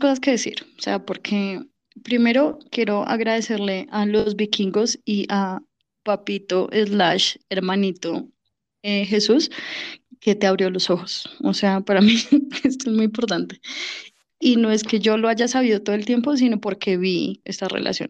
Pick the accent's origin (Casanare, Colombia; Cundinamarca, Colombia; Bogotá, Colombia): Bogotá, Colombia; mi tierra, Bogotá